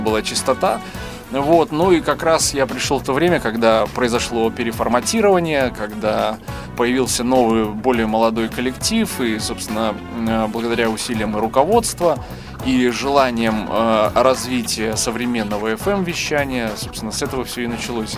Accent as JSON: {"language": "Russian", "town": "Grodno", "region": "Grodno Region", "country": "Belarus", "moved": "as an adult", "lives_now": "Minsk, Belarus", "said": "я сам не из Минска, сам из города Гродно"}